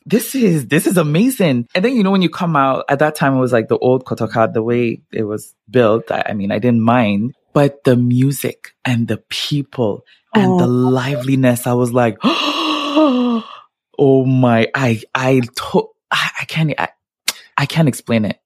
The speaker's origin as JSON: {"language": "English", "town": "Montreal", "region": "Quebec", "country": "Canada", "tie": "born or raised there", "said": "I grew up in Montreal"}